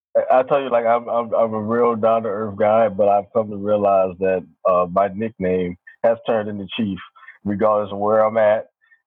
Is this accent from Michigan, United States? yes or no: no; Baltimore, Maryland, United States; moved away as an adult; I grew up in Baltimore, Maryland.